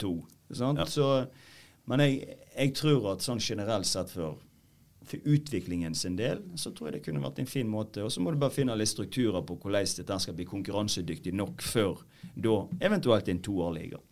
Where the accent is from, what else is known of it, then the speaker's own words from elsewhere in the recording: Øygarden, Vestland, Norway; Jeg er fra Øygarden. Gamle Øygarden